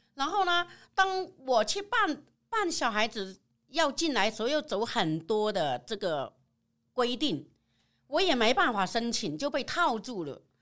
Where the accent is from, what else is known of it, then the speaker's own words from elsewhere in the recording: Guizhou, China; moved away as an adult; now in Taiwan; 来自贵州黔东南的